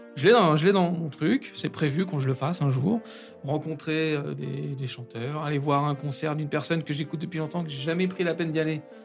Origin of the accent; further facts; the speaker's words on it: Saint-Denis, Île-de-France, France; je suis de Saint-Denis